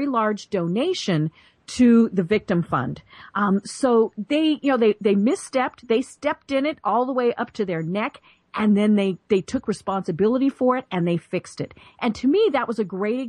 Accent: Colorado, United States; moved away as an adult; now in Atlanta, United States; I'm from Colorado and, you know, just moved to Atlanta last year

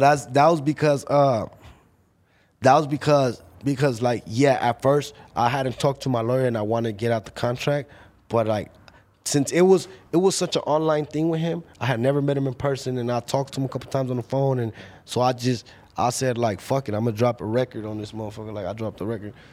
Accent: Paramount, California, United States; I'm from Paramount.

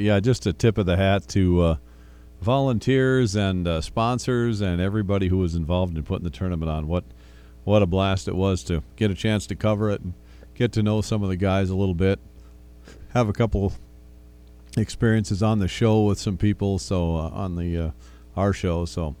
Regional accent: Libby, Montana, United States; moved away; Libby, Montana, which is my hometown. Beautiful golf course that I kind of grew up on playing

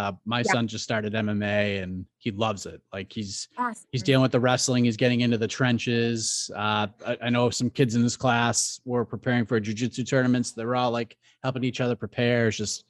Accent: Boston, Massachusetts, United States; I grew up in the Boston area

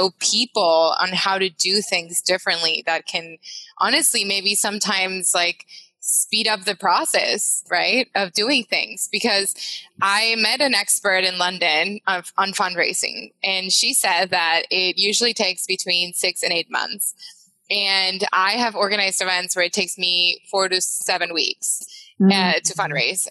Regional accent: Mexico; English is a second language; moved away; I'm from Mexico

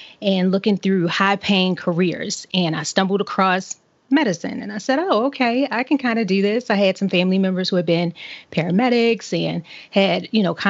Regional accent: Baltimore, Maryland, United States; moved away; I grew up in Baltimore City in the more or less the inner city

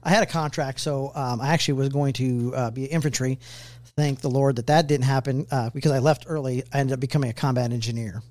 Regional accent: Richmond, California, United States; moved away as an adult; now in Kansas City, United States; originally from the Bay Area, Richmond, California.

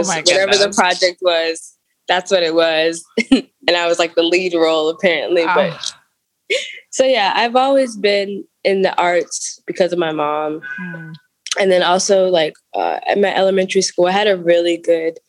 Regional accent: Washington, District of Columbia, United States; also born or lived in Clinton, North Carolina; So I'm from Clinton, North Carolina, but I grew up in Washington, D.C.

